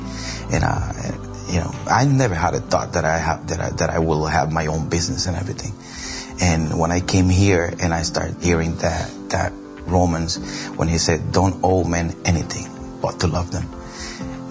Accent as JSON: {"language": "English", "country": "Puerto Rico", "also_born_or_lived": "Boston, Massachusetts", "moved": "yes", "said": "I'm from Boston, Massachusetts, and I'm from the island of Puerto Rico"}